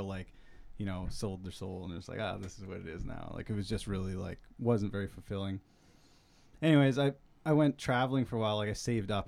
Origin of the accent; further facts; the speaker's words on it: Burns Lake, British Columbia, Canada; I grew up in Burns Lake, like a small town up north.